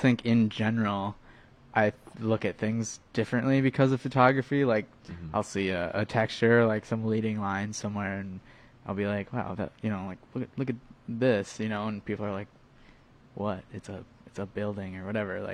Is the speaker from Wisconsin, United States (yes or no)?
yes; Appleton, Wisconsin, United States; also born or lived in Milwaukee; I'm from Appleton. I went to school in Milwaukee